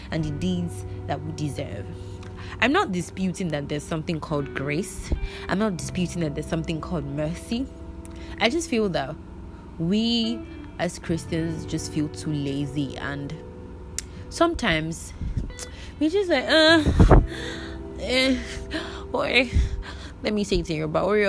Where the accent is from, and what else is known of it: Nigeria